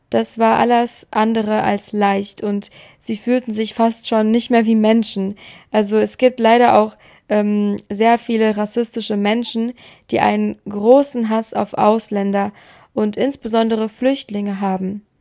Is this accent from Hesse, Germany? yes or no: yes; Frankfurt am Main, Hesse, Germany; in meiner Heimatstadt Frankfurt am Main